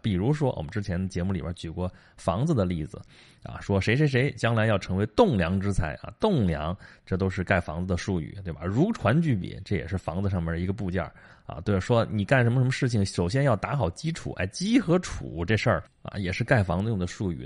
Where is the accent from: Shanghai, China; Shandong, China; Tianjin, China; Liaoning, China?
Shandong, China; Qi; 齐国，就是我们老家那边儿